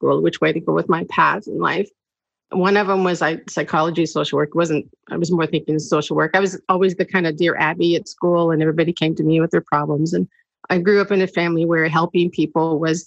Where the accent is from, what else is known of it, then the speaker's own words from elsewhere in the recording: Saskatchewan, Canada; moved away as an adult; also born or lived in United States; I'm born in the States, but at age 10, we moved to Saskatchewan